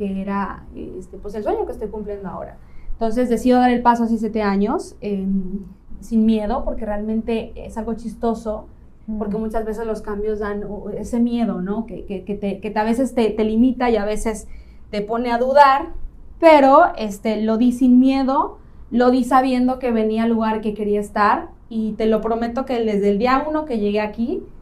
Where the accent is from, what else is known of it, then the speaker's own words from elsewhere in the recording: León, Guanajuato, Mexico; now in Playa del Carmen, Mexico; Mira, yo llevo siete años en Playa